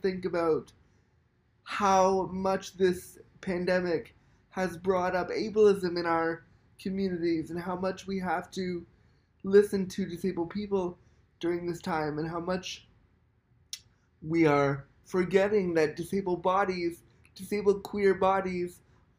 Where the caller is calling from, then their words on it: Toronto, Ontario, Canada; I'm calling from Toronto, Canada.